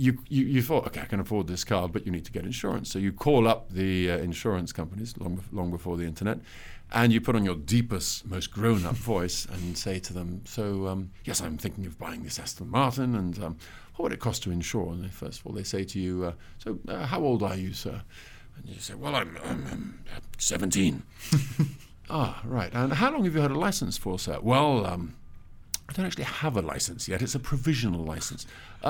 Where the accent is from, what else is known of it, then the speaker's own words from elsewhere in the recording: Italy; And you know, I grew up in Italy. I should add, my parents left England in the 70s, in the mid 70s. Our family home before that was a farm in Dorset